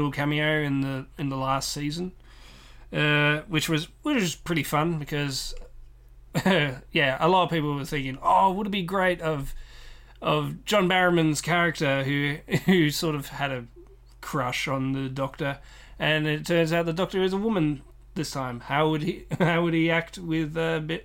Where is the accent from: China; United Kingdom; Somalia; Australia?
Australia; accent: Australian; my Australian accent